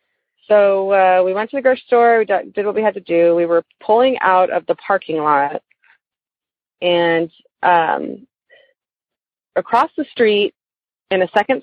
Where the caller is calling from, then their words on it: Austin, Texas, United States; I'm calling from Austin area in Texas.